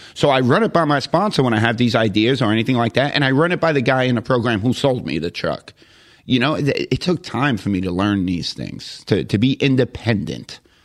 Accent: New York City, New York, United States; moved away as an adult; now in Jacksonville, United States; I conned my way into coming to Jacksonville, Florida from Queens, New York

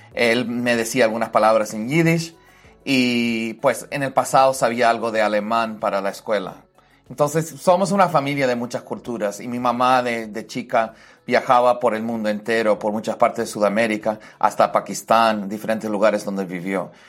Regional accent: Madison, Wisconsin, United States; also born or lived in Mexico; yo crecí aquí en Madison principalmente

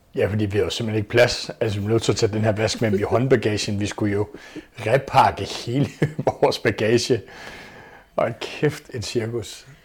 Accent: Copenhagen, Capital Region of Denmark, Denmark; født og opvokset på Amager i København

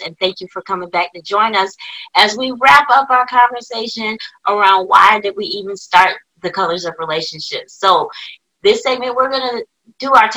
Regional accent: Birmingham, Alabama, United States; I'm from, you know, Birmingham, Alabama.

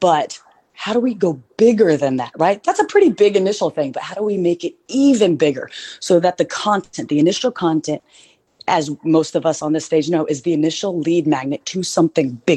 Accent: Oklahoma, United States; now in Nashville, United States; my hometown back in Oklahoma

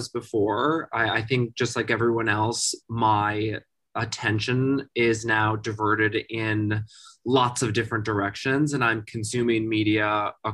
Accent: Wisconsin, United States; moved away as an adult; also born or lived in Minnesota; now in New York, United States; I've lived in New York for about 20 years. I'm in my 20th year. I'm originally from Wisconsin and went to university in Minnesota.

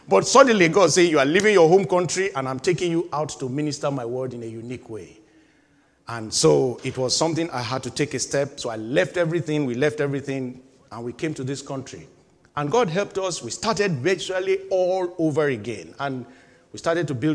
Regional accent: Nigeria; moved away as an adult; having left my home country, Nigeria, in 2000. And I was living the life of a 28, 29, 30-year-old, just barely 30 in Nigeria

